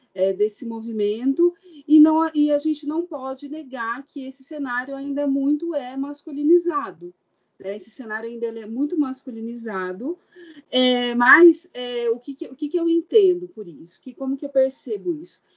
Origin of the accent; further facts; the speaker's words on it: Araraquara, São Paulo, Brazil; now in Goiânia, Brazil; eu, como sendo uma paulistana, né, nasci em Araraquara, interior do estado de São Paulo